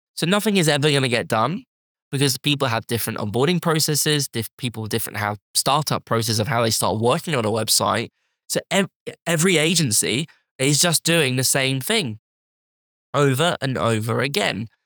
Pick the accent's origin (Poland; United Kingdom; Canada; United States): United Kingdom; as us British